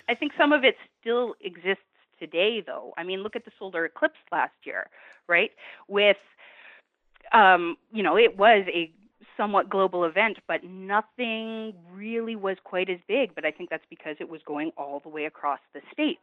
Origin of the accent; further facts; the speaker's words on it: Canada; from Canada, not California.